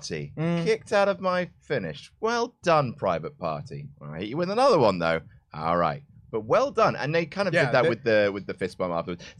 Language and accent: English; New Jersey, United States; I am also from Jersey.